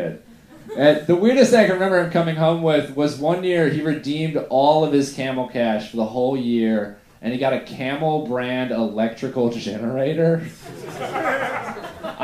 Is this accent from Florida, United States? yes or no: yes; Middleburg, Florida, United States; we were kind of poor, grew up in Middleburg, Florida